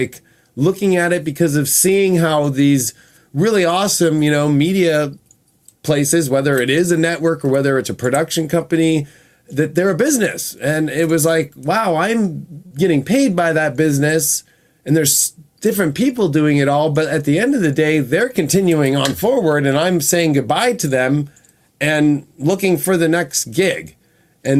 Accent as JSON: {"language": "English", "town": "Newport Beach", "region": "California", "country": "United States", "tie": "born or raised there", "said": "My life started in Orange County, California. I was born in Newport Beach"}